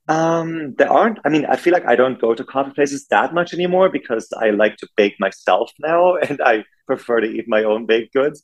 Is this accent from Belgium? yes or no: no; Germany; moved away as an adult; also born or lived in New York City, United States; now in West Hollywood, United States; growing up in Germany